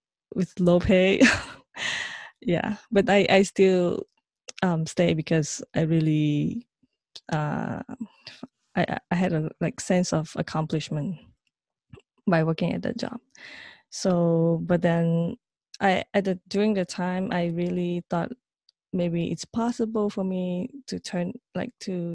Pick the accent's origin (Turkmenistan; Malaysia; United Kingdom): Malaysia; moved away as an adult; now in New York, United States; So I'm originally from Malaysia, and I moved to New York in 2009.